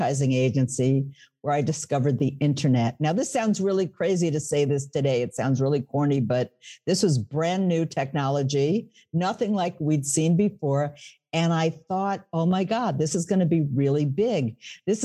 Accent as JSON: {"language": "English", "town": "New York City", "region": "New York", "country": "United States", "tie": "born or raised there", "moved": "as an adult", "lives_now": "Northern New Jersey, United States", "said": "I was born in the Bronx, speaking of New York, lived in New York City, and now I'm across the river"}